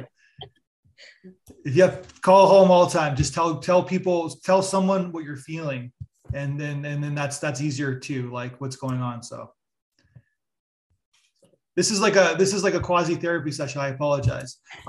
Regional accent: Canada; moved away as an adult; also born or lived in New York City; I'm Canadian, so it's not the same thing, but I'm from a very small town in Canada

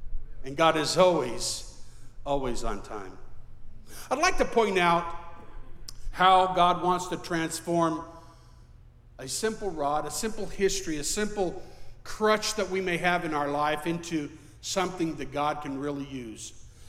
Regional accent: Mexico; And I remember growing up in Mexico, in the Latin culture, I believed that it was my duty to ensure that my wife was well submitted under the Lord and under me.

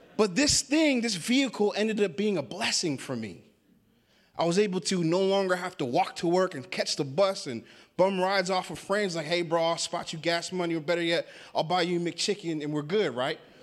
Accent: Washington, United States; now in Sandy, United States; I live in Sandy, Oregon. I'm not from Sandy. Um, I grew up in the state of Washington.

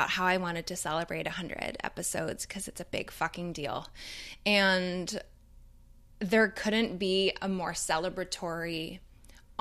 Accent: Toronto, Ontario, Canada; growing up in Toronto

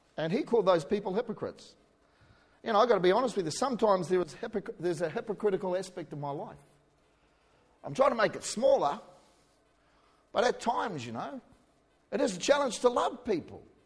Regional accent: New Zealand; accent: New Zealander; now in Australia; I'm a New Zealander, born in New Zealand

